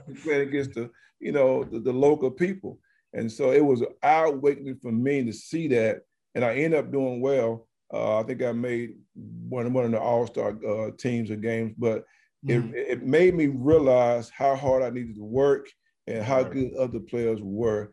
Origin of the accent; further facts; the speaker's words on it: Alabama, United States; moved away as an adult; also born or lived in Bloomington, Indiana; we had a junior college in my hometown